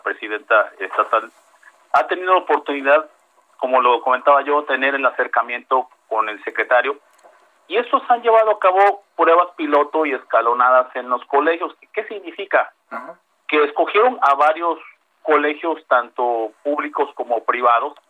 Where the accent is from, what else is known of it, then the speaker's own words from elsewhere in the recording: Veracruz, Mexico; yo soy del estado de Veracruz